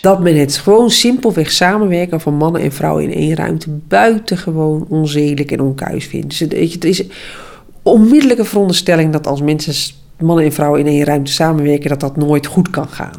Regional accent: Friesland, Netherlands; uit dezelfde uh, streek

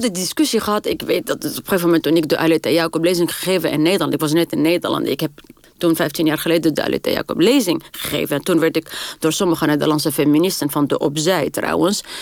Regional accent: Tunis, Tunis Governorate, Tunisia; first language French and Arabic; Dutch is a second language; moved away as an adult; also born or lived in Sousse, Tunisia / Paris, France; now in Netherlands; ik ben geboren in Tunis. En mijn familie komt uit Soes.

